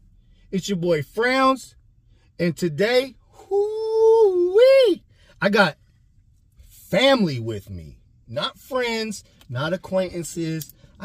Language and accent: English; Portland, Oregon, United States; I'm the only North Portland baby.